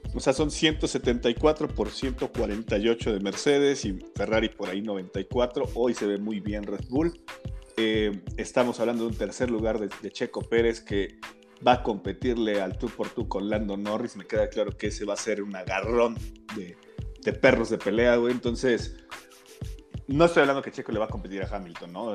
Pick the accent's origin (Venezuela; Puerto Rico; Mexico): Mexico; nos caracterizamos los mexicanos